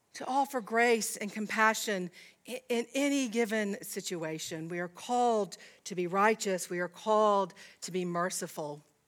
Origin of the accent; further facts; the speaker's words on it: Georgia, United States; I was raised in Georgia.